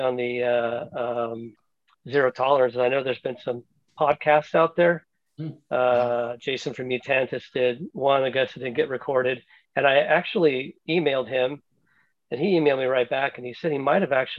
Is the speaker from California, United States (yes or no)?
yes; Orange County, California, United States; now in San Jose, United States; But I grew up in Orange County, man.